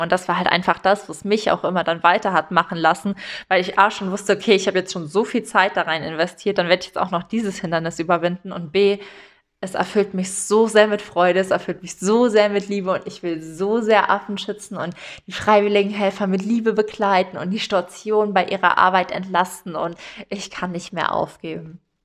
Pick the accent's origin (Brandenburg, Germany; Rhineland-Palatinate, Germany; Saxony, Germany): Rhineland-Palatinate, Germany; Eifel; ich komme ja aus der Eifel